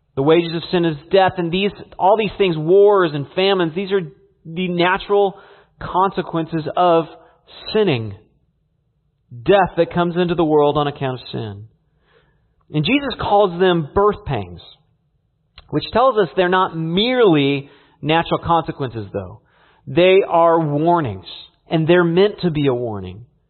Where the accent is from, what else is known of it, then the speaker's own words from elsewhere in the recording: California, United States; growing up in California